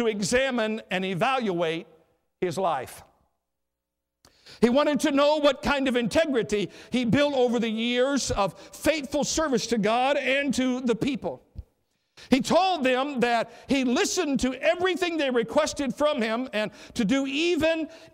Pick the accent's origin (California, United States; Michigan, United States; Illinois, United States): Michigan, United States; Riverview; a 12-year-old boy growing up in Riverview, Michigan, not too far from here